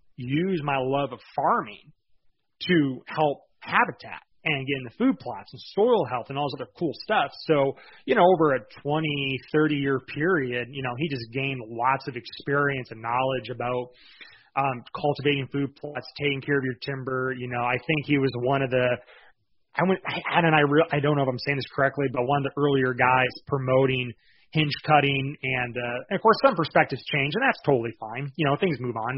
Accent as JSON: {"language": "English", "area": "Lapeer County", "region": "Michigan", "country": "United States", "moved": "yes", "lives_now": "Iowa, United States", "said": "We're actually originally from Michigan"}